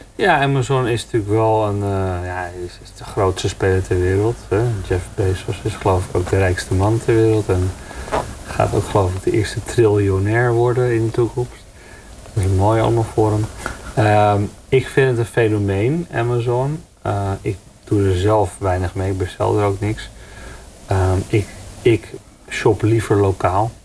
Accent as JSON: {"language": "Dutch", "country": "Netherlands", "said": "wij als Nederlanders"}